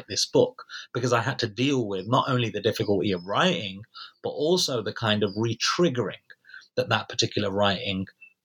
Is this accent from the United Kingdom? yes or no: yes; United Kingdom; as British citizens